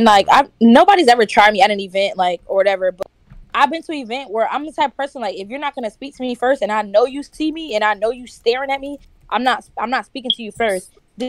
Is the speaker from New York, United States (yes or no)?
no; Florida, United States; I'm from Florida. We're friendly, okay?